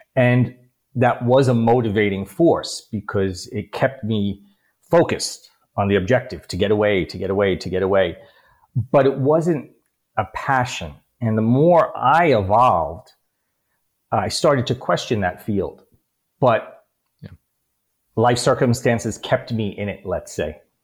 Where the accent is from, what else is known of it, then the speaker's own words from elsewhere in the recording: New York City, New York, United States; also born or lived in Bronx / Queens / Long Island / Upper East Side; a new york city kid grew up with an abusive alcoholic father.